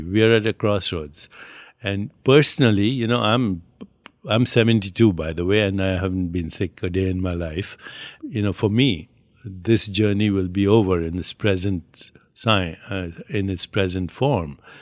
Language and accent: English; India; I'm Indian